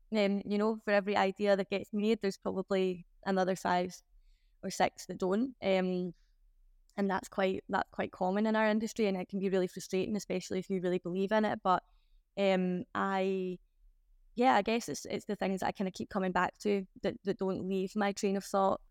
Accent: Glasgow, Scotland, United Kingdom; I'm from Glasgow.

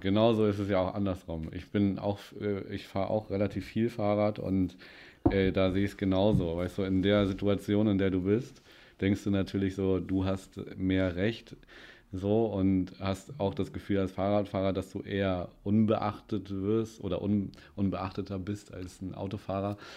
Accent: Winsen, Lower Saxony, Germany; ich bin ja äh, in Winsnu in Stöckte groß geworden

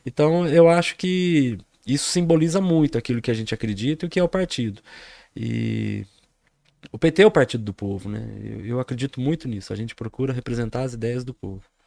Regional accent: Poços de Caldas, Minas Gerais, Brazil; sou de Poços de Caldas

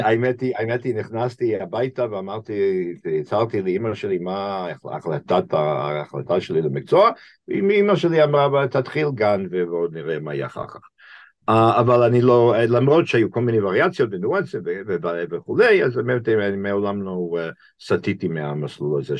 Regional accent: Boston, Massachusetts, United States; Hebrew is a second language; moved away as an adult; now in Israel; נולדתי בבוסטון, המעתירה, לפני כ-68 שנים

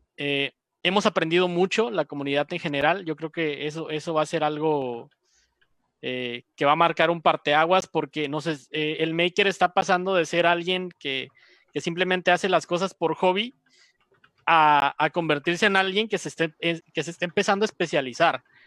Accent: Mexico; nosotros como mexicanos

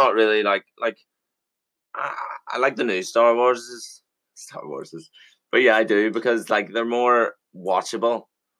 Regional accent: Ireland; I'm Irish.

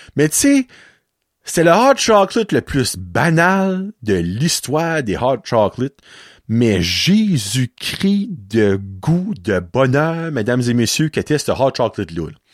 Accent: Petit-Rocher, New Brunswick, Canada; je viens de Petit Rocher

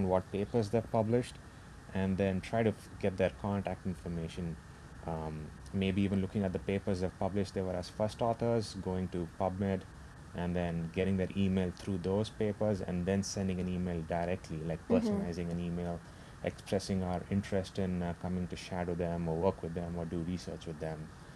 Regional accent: India; moved away as an adult; now in United States; other people our age back home in India

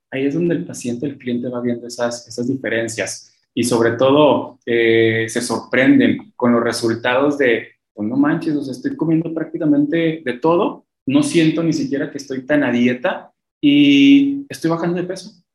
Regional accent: Mexico; somos mexicanos

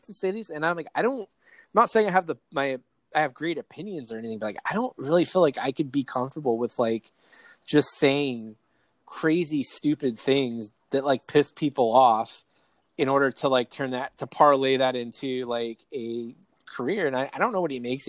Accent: East County, California, United States; I'm from East County, and I don't even do NASCAR.

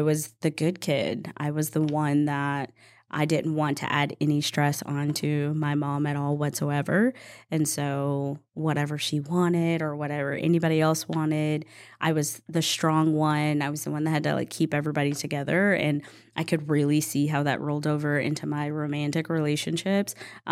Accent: East Texas, United States; I grew up in the Bible Belt of East Texas

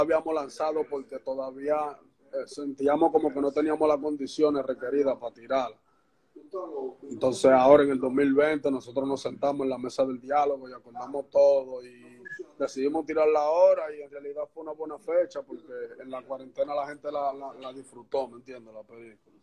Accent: Santo Domingo Este, Distrito Nacional, Dominican Republic; Yo soy de Santo Domingo, Los Minas, barrio Puerto Rico de Los Minas.

